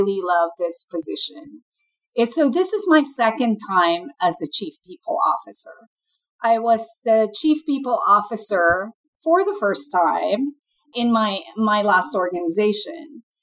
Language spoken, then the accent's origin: English; Philippines; moved away as an adult; now in United States; I'm an immigrant, and I grew up in the Philippines and then came to the U.S. for business school.